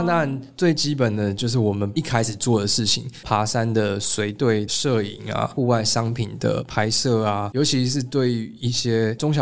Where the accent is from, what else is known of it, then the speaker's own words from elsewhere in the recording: Taiwan; 我是台湾人